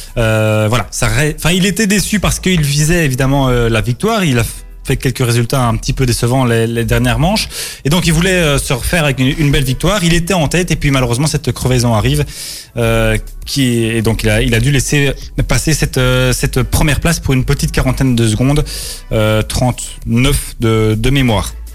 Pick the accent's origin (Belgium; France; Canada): Belgium; chez nous, en Belgique